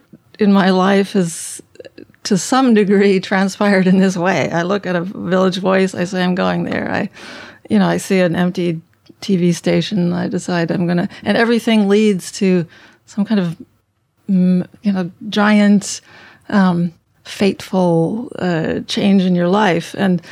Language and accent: English; Berlin, Germany; also born or lived in Konstanz; now in New York, United States; I was born in Konstanz, Germany. That's on the Swiss border, Lake Konstanz. But by the time I was five, we were up in Berlin.